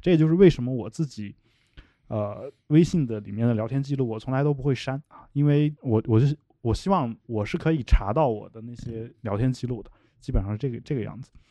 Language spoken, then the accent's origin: Chinese; China; 我的老家这样一些小县城